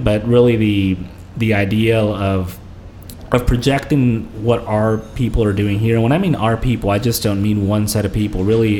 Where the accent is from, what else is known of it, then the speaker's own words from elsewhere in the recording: California, United States; born there; my parents are from the southern part of Mexico. My mom is from Puebla. My dad is from Morelos. But I was born out in California.